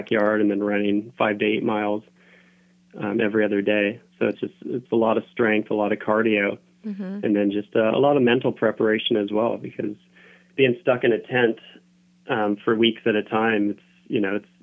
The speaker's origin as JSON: {"language": "English", "region": "Southern Oregon", "country": "United States", "tie": "born or raised there", "moved": "as an adult", "said": "I grew up in Southern Oregon, so I was always climbing the peaks around my, you know, where I grew up."}